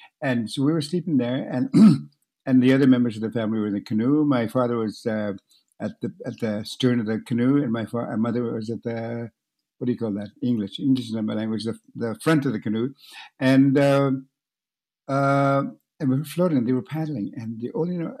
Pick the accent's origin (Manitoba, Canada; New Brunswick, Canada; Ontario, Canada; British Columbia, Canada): Manitoba, Canada; Northern; first language Cree; English is a second language; moved away; I'm Cree from Northern Manitoba